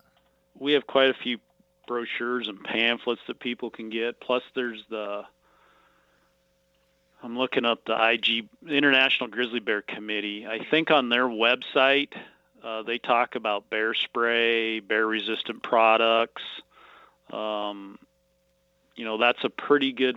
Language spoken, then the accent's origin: English; Missoula, Montana, United States; now in Kalispell, United States; I grew up in Missoula, Montana, and then I've been in Kalispell since 1987.